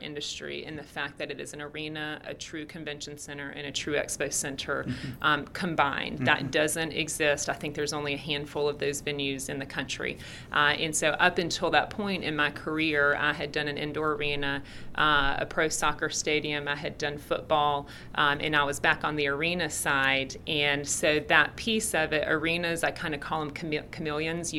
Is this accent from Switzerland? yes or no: no; the South, United States; Because I'm from the South, people mm-hmm. here are extremely nice and very friendly.